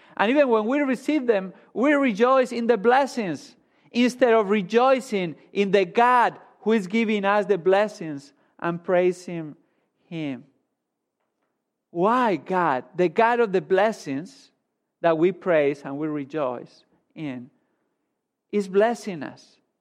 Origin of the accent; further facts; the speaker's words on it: Spain; moved away as an adult; I grew up in Spain